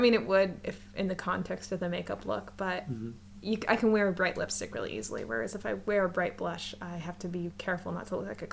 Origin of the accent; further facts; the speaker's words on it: United States; now in Canada; I live in Canada, but I'm American